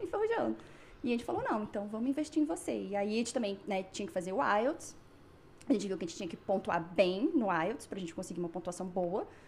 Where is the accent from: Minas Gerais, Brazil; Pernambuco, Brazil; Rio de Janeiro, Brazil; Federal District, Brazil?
Federal District, Brazil; Brasília; moved away as an adult; now in Canada; sou arquiteta, sou lá de Brasília também